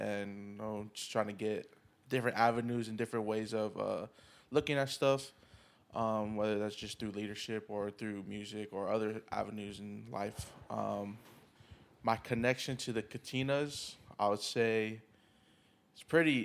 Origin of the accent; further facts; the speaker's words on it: Oceanside, California, United States; I'm from Oceanside, California. Uh, born and raised in there